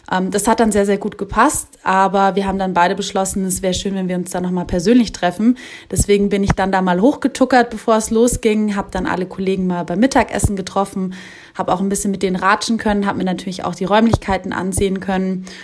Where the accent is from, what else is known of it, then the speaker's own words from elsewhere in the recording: Munich, Bavaria, Germany; ich komme ja aus München, bin aber momentan in der Geschäftsstelle Regensburg eingesetzt.